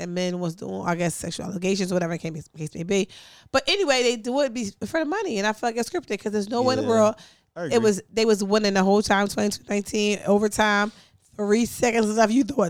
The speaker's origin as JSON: {"language": "English", "town": "Philadelphia", "region": "Pennsylvania", "country": "United States", "said": "I'm from North Philly."}